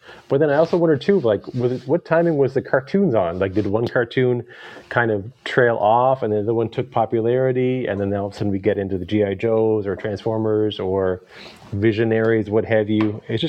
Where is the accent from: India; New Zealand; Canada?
Canada; the Maritimes; growing up in the Maritimes